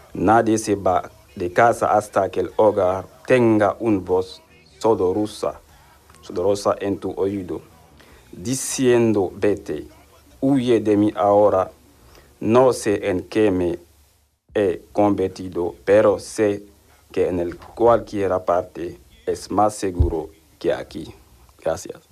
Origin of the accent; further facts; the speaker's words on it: Senegal; Spanish is a second language; moved away as an adult; now in Seville, Spain; tengo 30 años y soy de Senegal